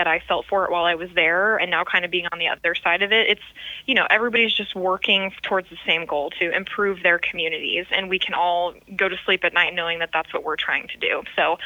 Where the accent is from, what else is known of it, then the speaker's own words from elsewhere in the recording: Sugar Land, Texas, United States; moved away; I am from Sugar Land, Texas